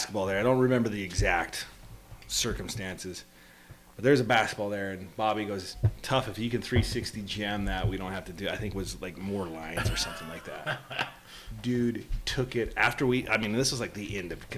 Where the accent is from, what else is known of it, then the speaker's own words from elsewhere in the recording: Omaha, Nebraska, United States; moved away; I was from Omaha, Nebraska